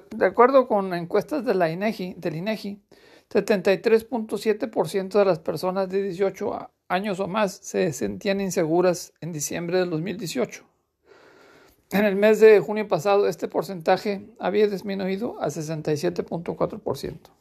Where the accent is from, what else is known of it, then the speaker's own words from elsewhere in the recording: Mexico; Como mexicano